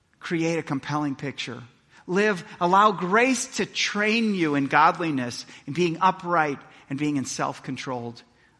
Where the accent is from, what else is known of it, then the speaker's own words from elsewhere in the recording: Milwaukee, Wisconsin, United States; I grew up in Milwaukee, Wisconsin